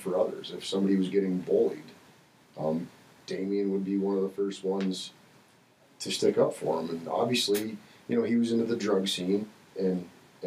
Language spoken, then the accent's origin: English; Corry, Pennsylvania, United States; moved away as an adult; I was born and raised in Cory, Pennsylvania